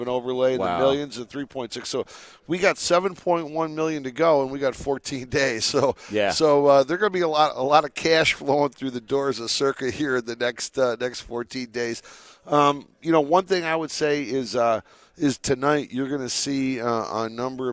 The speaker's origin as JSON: {"language": "English", "region": "Michigan", "country": "United States", "tie": "born or raised there", "moved": "yes", "lives_now": "Las Vegas, United States", "said": "growing up in Michigan, I was accustomed to not seeing the sun from November to the end of March"}